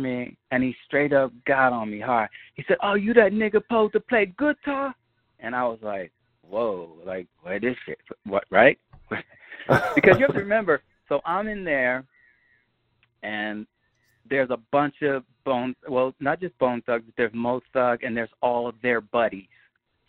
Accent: New York City, New York, United States; also born or lived in Bondi Beach, Australia; growing up in Queens

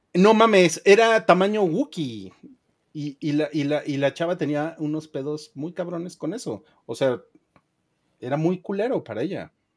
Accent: Mexico; el noventa y ocho por ciento de los que estamos en esa comunidad somos mexicanos

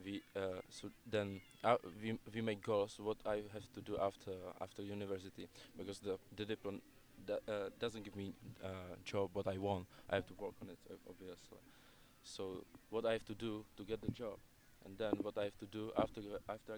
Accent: Prague, Czechia; now in London, United Kingdom; I came from Czech Republic. I lived in Prague, which is my capital

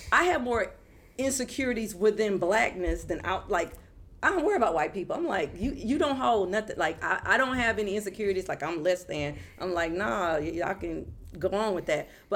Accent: Houston, Texas, United States; I'm from Acres Home

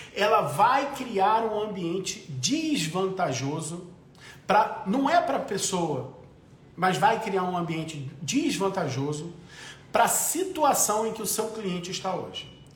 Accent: Brazil; Eu sou brasileiro, eu tenho família.

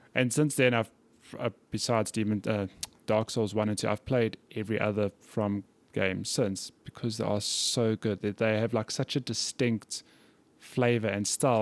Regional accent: South Africa; I'm from South Africa.

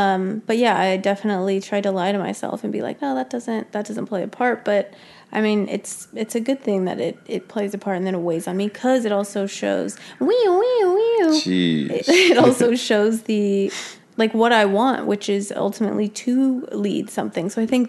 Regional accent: Prescott, Arizona, United States; I'm from Prescott.

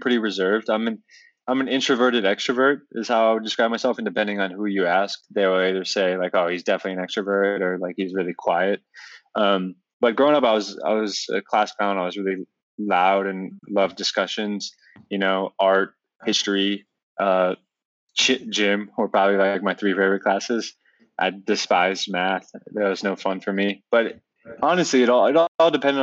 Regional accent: Northern Virginia, United States; also born or lived in Albuquerque, New Mexico; living in the suburbs of Northern Virginia, where I grew up and raised in Virginia

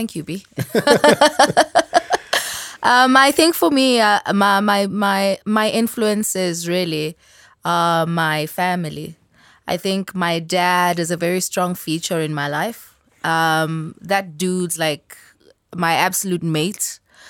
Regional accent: Durban, KwaZulu-Natal, South Africa; I'm originally from Durban. I'm a scientist, like he said, at least that's what I do.

